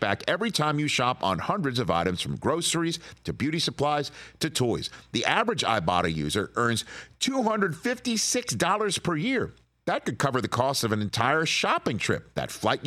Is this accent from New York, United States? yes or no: yes; New York City, New York, United States; moved away as an adult; also born or lived in Ann Arbor, Michigan; I'm from New York City